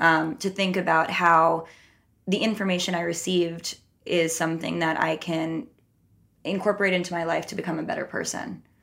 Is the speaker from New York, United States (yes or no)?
yes; New York, United States; also born or lived in Minnesota / Los Angeles; I'm from New York. I lived here until I was eighteen